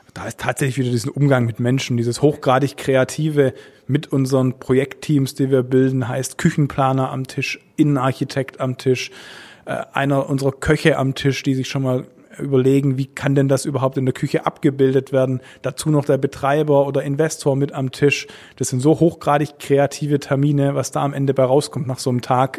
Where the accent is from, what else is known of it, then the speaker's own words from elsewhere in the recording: Stuttgart, Baden-Württemberg, Germany; Also meine Heimatstadt ist Stuttgart